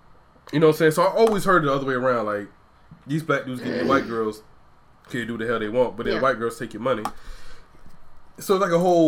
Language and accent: English; Georgia, United States; I'm from Georgia, though.